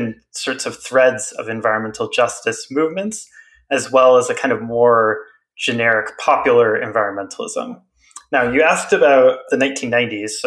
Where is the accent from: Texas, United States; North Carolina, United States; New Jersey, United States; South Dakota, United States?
South Dakota, United States; Western; moved away; back to where I grew up in Western South Dakota